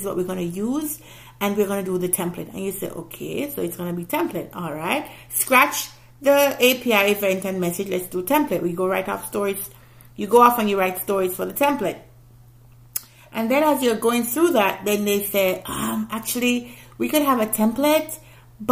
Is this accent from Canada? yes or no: no; Jamaica; I'm not black American, I'm a Jamaican